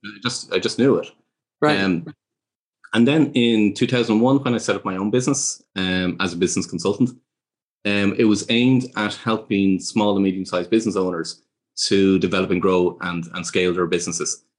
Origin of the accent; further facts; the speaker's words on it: Ireland; growing up in Ireland